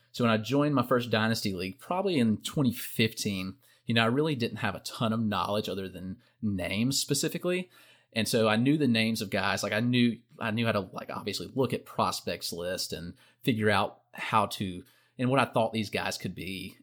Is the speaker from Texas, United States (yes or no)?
no; South Carolina, United States; growing up in South Carolina